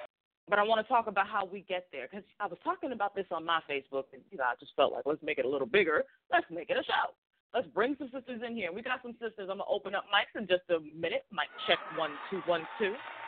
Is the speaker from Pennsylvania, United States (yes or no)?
no; Boston, Massachusetts, United States; I grew up in Jamaica Plains, which is like a hop, skip, and a jump away from Roxbury.